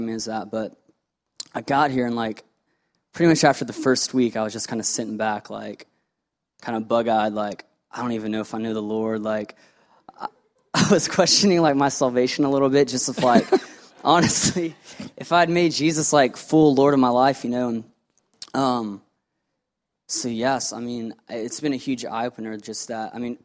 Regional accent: Atlanta, Georgia, United States; I'm from Atlanta, Georgia. Been here basically my whole life

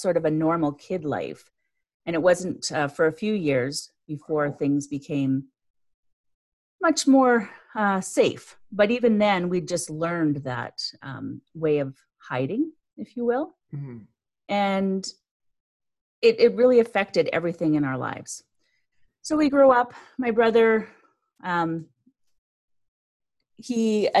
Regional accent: Canada; I'm Canadian

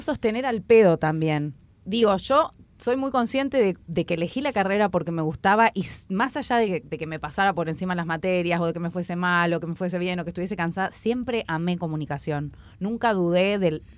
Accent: Chubut, Argentina; moved away as an adult; now in Buenos Aires, Argentina; Yo soy de Chubut y me rompí el orto para llegar a la UBA

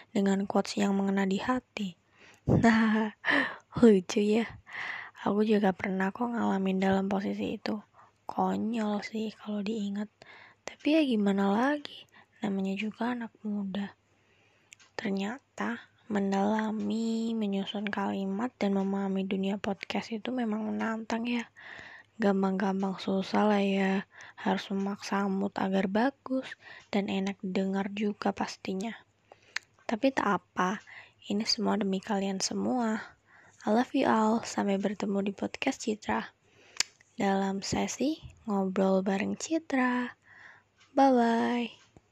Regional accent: Batang, Central Java, Indonesia; asalku dari Batang, Jawa Tengah

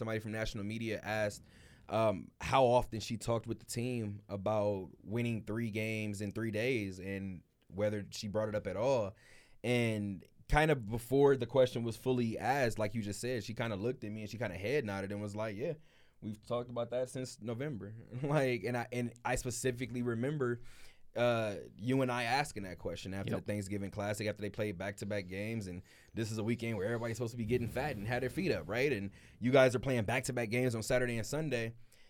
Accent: Las Vegas, Nevada, United States; I have different ties to Las Vegas than previous coaches that have left. I'm from Las Vegas.

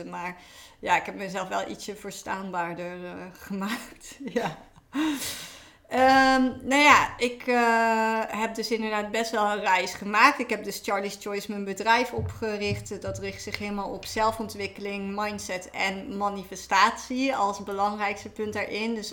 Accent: Limburg, Netherlands; moved away as an adult; also born or lived in Utrecht; now in Amsterdam, Netherlands; Ehm, oorspronkelijk kom ik uit Limburg, eh, dus heel

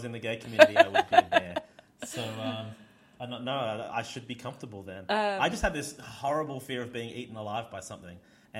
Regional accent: Australia; I'm from Australia, where everything can kill you, but nothing can eat you.

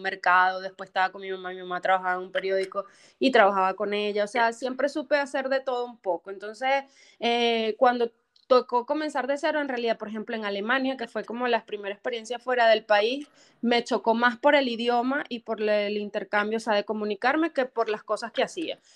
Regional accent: Venezuela; moved away as an adult; now in United States; las venezolanas

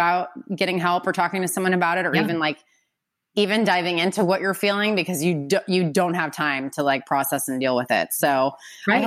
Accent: Midwest, United States; moved away; also born or lived in California; I'm from the Midwest. I was domesticated in California, but like the Midwestern values like run strong.

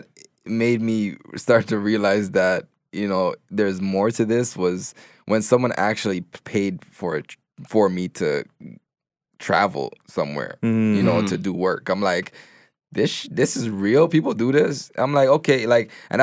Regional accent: Toronto, Ontario, Canada; also born or lived in Jamaica; I was born in Jamaica. Okay. I came to Canada. I grew up in Gin and Finch.

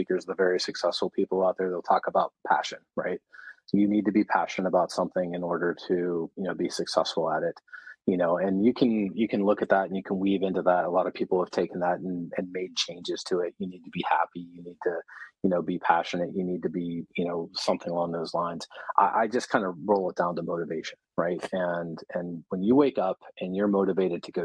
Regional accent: Pittsburgh, Pennsylvania, United States; I was born and raised in Pittsburgh.

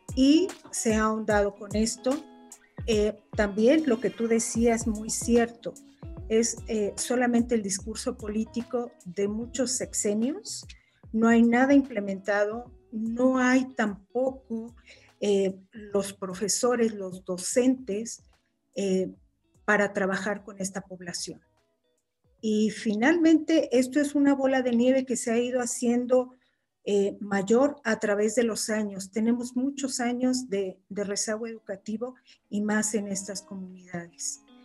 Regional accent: Mexico; nuestra cultura, nuestro país

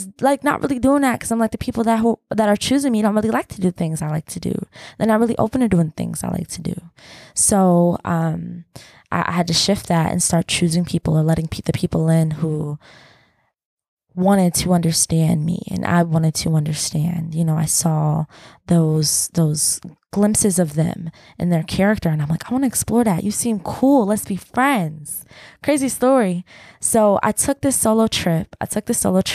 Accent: Atlanta, Georgia, United States; We're city people because we're from Atlanta

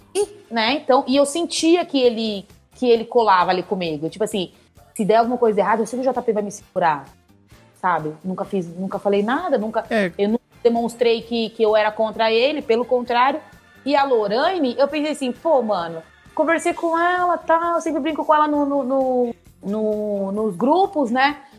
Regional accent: São Paulo, Brazil; E eu sou de São Paulo também

